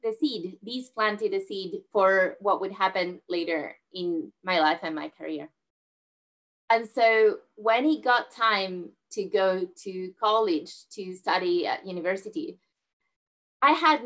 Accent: southern Spain, Spain; moved away; I grew up in Spain, where I'm originally from, in southern Spain

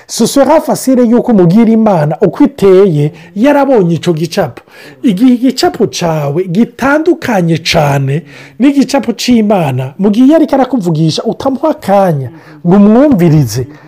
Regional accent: Burundi; now in Canada; ndi umurundi ndahamaze imyaka mike y’ingaha

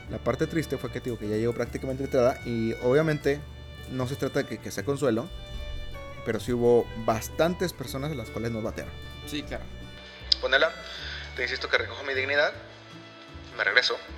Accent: Coahuila, Mexico; born there; yo nací en Coahuila, pero mi credencial viene de, otra entidad.

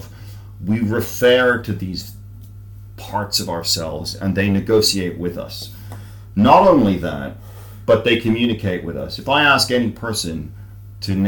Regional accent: Ireland; I write like an Irish person writing in English

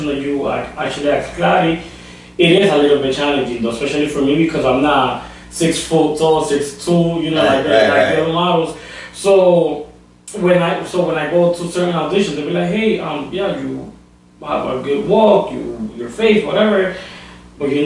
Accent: Dominican Republic; I'm Dominican

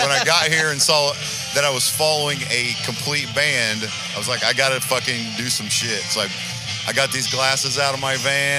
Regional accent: Shelbyville, Indiana, United States; I'm from Shelbyville.

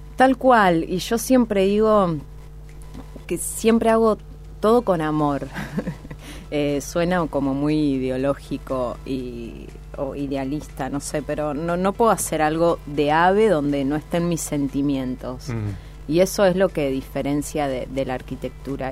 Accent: Piamonte, Santa Fe, Argentina; now in Rosario, Argentina; Nací en Piamonte, un pueblo en la provincia de Santa Fe

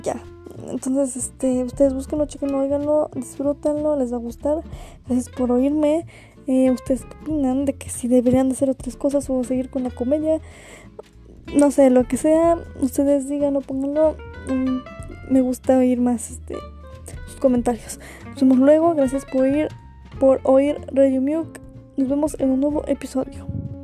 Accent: Mexico; yo soy mexicana

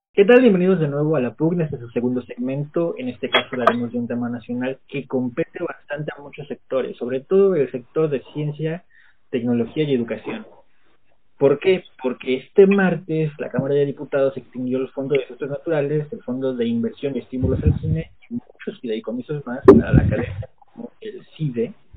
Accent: Mexico; como mexicanos

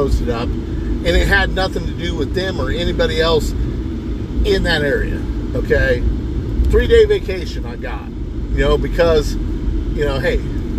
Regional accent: United States; I was born in the United States

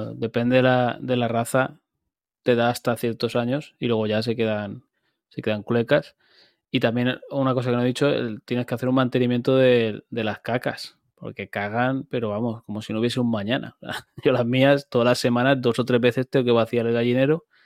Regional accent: Turís, Valencian Community, Spain; soy de aquí, de donde yo vivo, de Turís

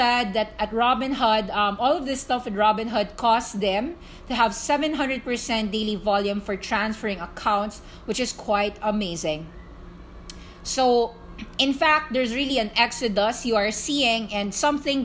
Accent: Philippines; I'm Filipino. I'm not American.

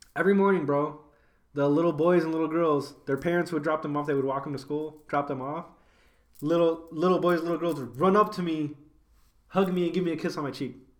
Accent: Elgin, Illinois, United States; We are both from Elgin

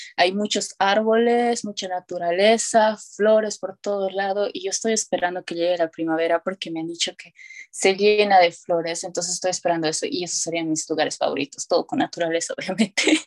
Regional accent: Tarija, Bolivia; first language Spanish; moved away as an adult; now in United States; yo soy de Bolivia

